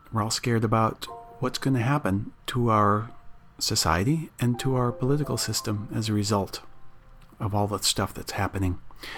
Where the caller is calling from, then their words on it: Menlo Park, California, United States; I'm calling in from Menlo Park, California